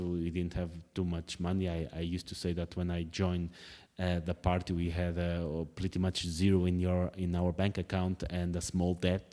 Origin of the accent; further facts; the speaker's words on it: Portugal; moved away; writing about, uh, politics in Portugal is just a way to keep my connections to the home country.